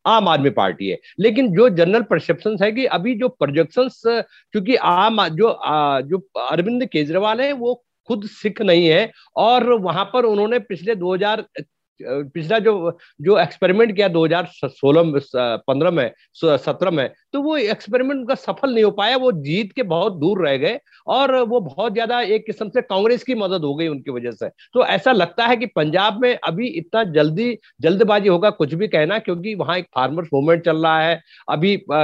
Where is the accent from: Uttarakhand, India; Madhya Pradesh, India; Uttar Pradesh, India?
Uttarakhand, India; मेरा गाँव भी उत्तराखंड में है